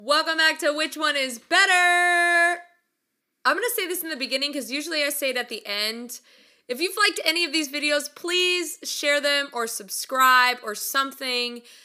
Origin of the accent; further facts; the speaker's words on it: California, United States; moved away as an adult; also born or lived in Oklahoma / Midwest South; I'm from California